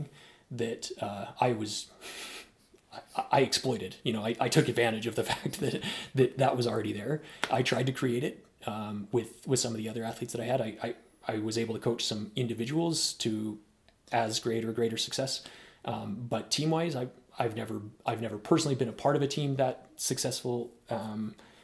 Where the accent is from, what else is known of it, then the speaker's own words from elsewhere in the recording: Oregon, United States; moved away as an adult; I eventually moved back to my hometown in Oregon, where I was a runner